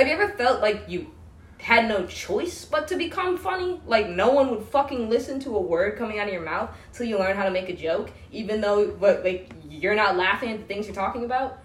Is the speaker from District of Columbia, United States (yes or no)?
yes; outside Washington D.C., District of Columbia, United States; moved away as an adult; now in Bellingham, United States; or outside Washington D.C.